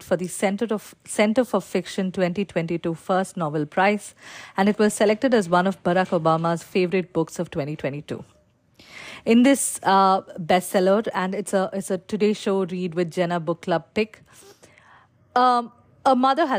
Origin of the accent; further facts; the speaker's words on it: Palakkad, Kerala, India; I am joining you today from Palakkad, Kerala, which is my hometown